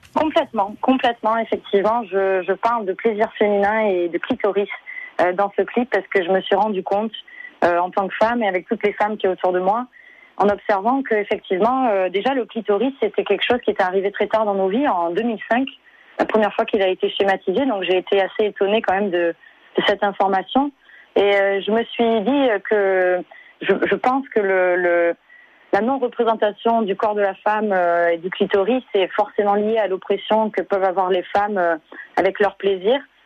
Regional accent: Avignon, Provence-Alpes-Côte d'Azur, France; je suis née à Avignon

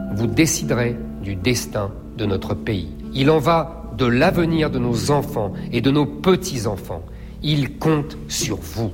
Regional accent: Seine-Saint-Denis, Île-de-France, France; Je suis né en Seine-Saint-Denis dans une famille modeste

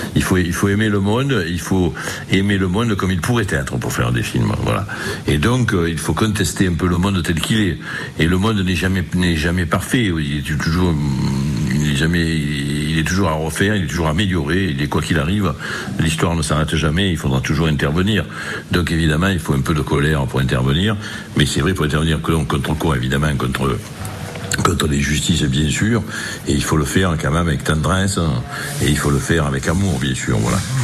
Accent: Marseille, Provence-Alpes-Côte d'Azur, France; dans le milieu ouvrier dans lequel je suis né à Marseille

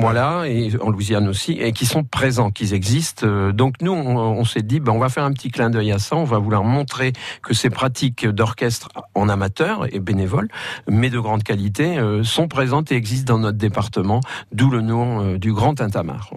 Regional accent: northern France, France; moved away; je viens du nord de la France

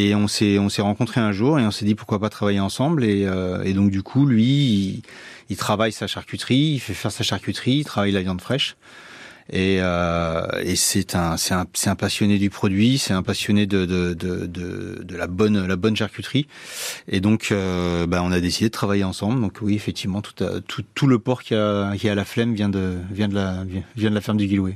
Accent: Brittany, France; moved away as an adult; now in Landes, France; Je suis parti de Bretagne pour faire une saison et je suis resté

